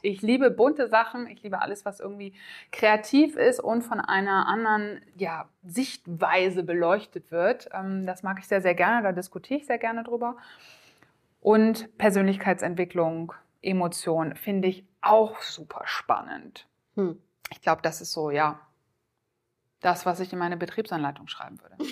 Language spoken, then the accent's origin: German; Oldenburg, Lower Saxony, Germany; ich komme aus dem schönen Oldenburg im Norden